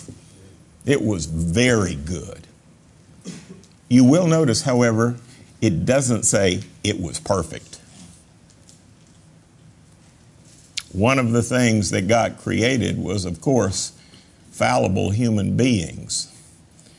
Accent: North Carolina, United States; growing up in North Carolina is that the Methodists and the Baptists were death and taxes against gambling

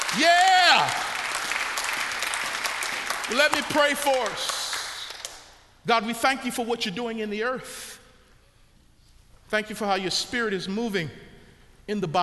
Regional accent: Baltimore, Maryland, United States; when I was growing up in Baltimore, Maryland, we had to be street

